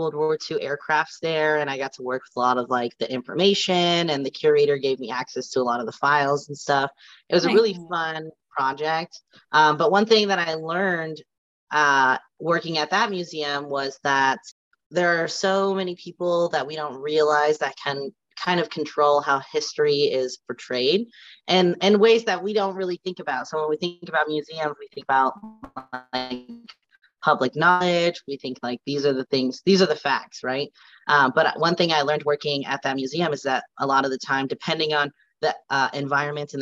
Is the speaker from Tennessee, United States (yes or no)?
no; Southern California, United States; moved away as an adult; also born or lived in Merced, California; now in Las Vegas, United States; I'm originally from California. I grew up in SoCal